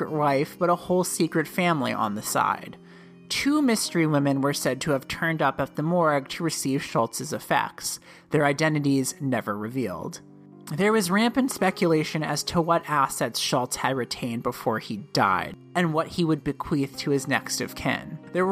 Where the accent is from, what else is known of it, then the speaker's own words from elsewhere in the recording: Connecticut, United States; my home state of Connecticut